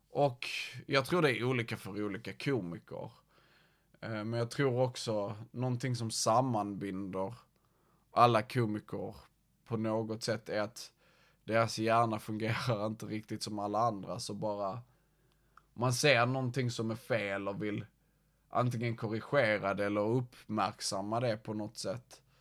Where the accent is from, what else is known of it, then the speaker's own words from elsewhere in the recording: Malmö, Skåne, Sweden; Uh, jag kommer från Malmö. Jag vet ju, eh, min dialekt maskerar det väl, men ja, jag kommer från Malmö.